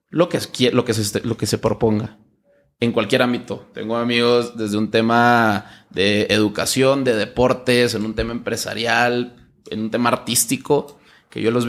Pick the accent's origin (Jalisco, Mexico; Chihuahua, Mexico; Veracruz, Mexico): Chihuahua, Mexico; Yo soy de Chihuahua.